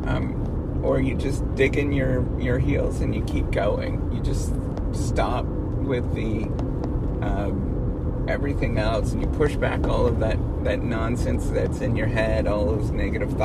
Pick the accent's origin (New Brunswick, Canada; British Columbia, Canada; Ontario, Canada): Ontario, Canada; Dryden; it's close to where my hometown is, in Dryden, Ontario